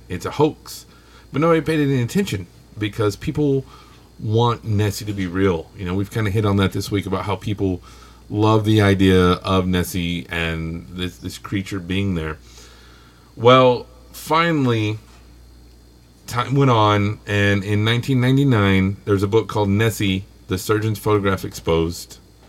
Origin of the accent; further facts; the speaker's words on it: Texas, United States; accent: Texan; my accent is leaving my native Texan